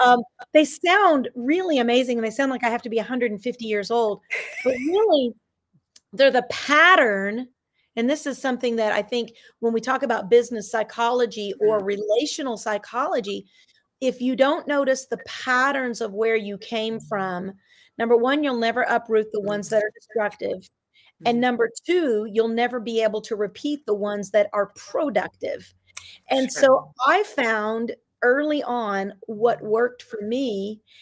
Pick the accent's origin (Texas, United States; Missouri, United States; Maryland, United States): Texas, United States; Dallas; I grew up in South Oak Cliff of Texas